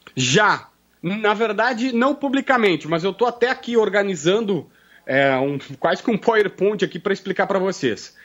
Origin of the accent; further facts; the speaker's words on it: Capivari do Sul, Rio Grande do Sul, Brazil; also born or lived in Osório; eu nasci em Osório, mas sou criado em Capivari do Sul que é indo para as praias ali do litoral